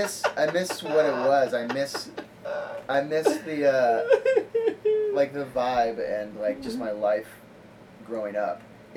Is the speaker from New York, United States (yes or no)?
no; Pleasant Hill, Oregon, United States; moved away as an adult; I'm from the Eugene area. I say that because no one's heard of Pleasant Hill, Oregon.